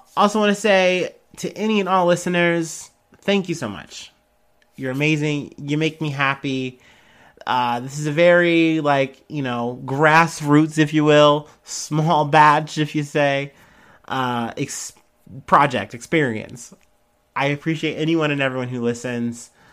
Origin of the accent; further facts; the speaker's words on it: United States; I'm an American